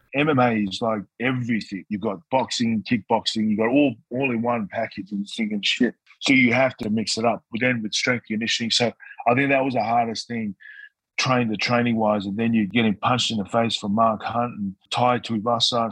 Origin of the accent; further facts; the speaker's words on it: Newcastle, New South Wales, Australia; also born or lived in Tonga; I spent a lot of my time growing up in Newcastle with my mum's brother